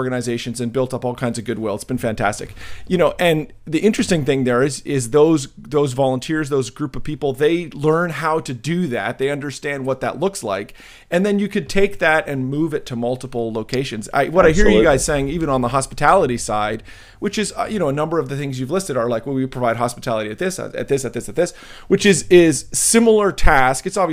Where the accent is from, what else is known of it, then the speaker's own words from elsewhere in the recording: New Jersey, United States; I'm from Jersey